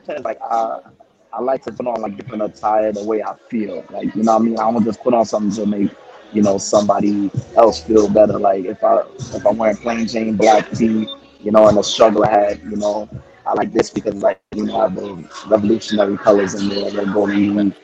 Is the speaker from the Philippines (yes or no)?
no; Jamaica; now in New York, United States; I reside in Jamaica, Queens, but you know I'm from Jamaica